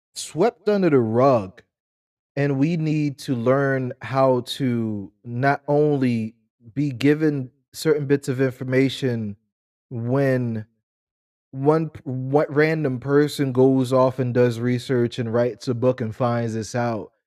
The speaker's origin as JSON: {"language": "English", "country": "United States", "said": "us as American black people"}